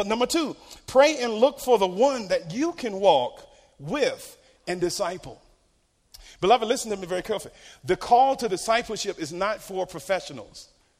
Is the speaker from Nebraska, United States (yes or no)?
no; Norfolk, Virginia, United States; Little Creek Amphibian Base, Norfolk Naval Base in Norfolk, Virginia. Any military here today? Yeah. So I grew up around Navy and Marines.